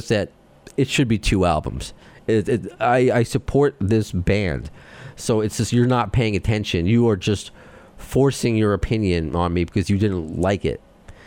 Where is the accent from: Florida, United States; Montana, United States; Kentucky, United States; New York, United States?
New York, United States; accent: New York; my Jewish accent, my New York accent